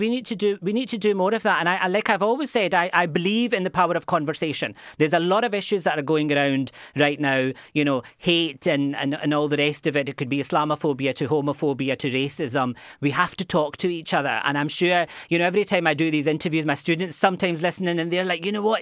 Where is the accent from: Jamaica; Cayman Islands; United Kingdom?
United Kingdom; Glasgow, Scotland; moved away as an adult; also born or lived in United States; now in Cork, Ireland; where I grew up in Glasgow to where I am now